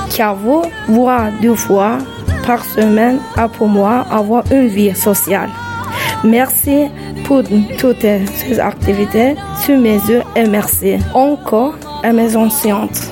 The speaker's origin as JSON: {"language": "French", "region": "Samsun", "country": "Turkey", "tie": "born or raised there", "second_language": "French", "moved": "yes", "lives_now": "France", "said": "la ville où j'ai grandi. J'ai grandi à Samson."}